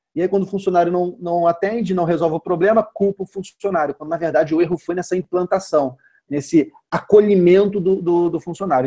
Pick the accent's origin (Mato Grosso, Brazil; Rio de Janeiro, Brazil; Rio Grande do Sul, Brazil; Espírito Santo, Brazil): Espírito Santo, Brazil; Vitória; eu sou de Vitória, no Espírito Santo